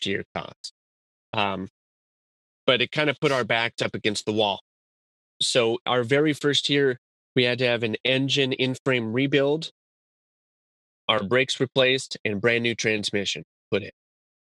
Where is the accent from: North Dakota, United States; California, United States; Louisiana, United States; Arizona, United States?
Arizona, United States; Tucson; I'm from Tucson, Arizona